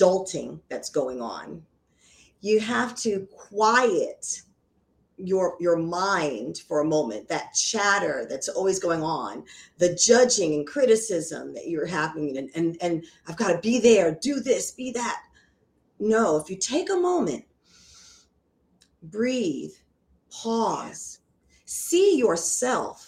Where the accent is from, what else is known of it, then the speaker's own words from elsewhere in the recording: New Jersey, United States; now in Orlando, United States; my background is that I was raised in New Jersey, a stone's throw away from New York City